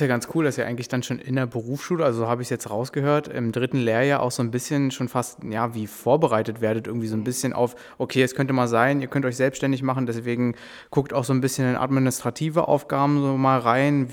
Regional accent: Berlin, Germany; wir sind ja auch aus Berlin

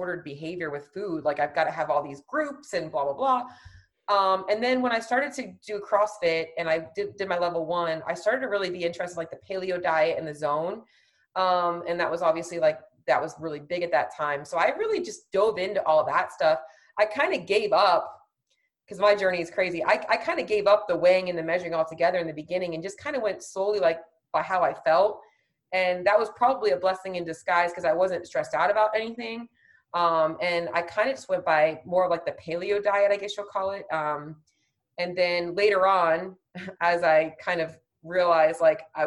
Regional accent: Florida, United States; I'm from Florida

